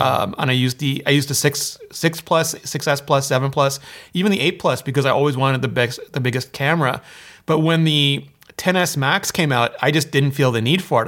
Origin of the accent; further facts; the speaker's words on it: Canada; I'm Canadian